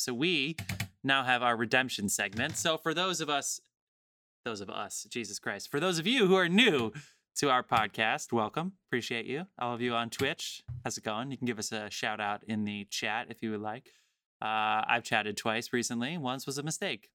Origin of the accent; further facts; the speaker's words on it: New Jersey, United States; I'm from New Jersey